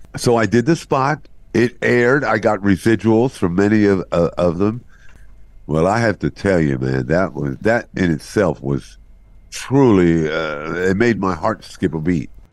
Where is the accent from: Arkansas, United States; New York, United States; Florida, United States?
New York, United States; New York City; moved away; also born or lived in Columbus, Ohio; New York, where I was born and raised in Brooklyn